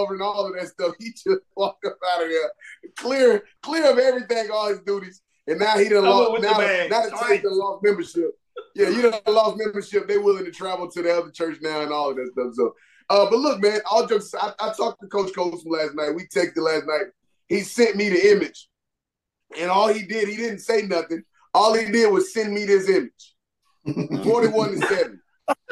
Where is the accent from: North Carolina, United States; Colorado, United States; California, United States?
North Carolina, United States; Winston-Salem; moved away; I'm from Winston-Salem